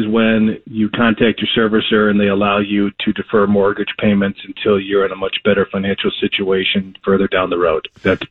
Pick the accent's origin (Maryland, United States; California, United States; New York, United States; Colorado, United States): New York, United States; born there; I was born in New York, and I grew up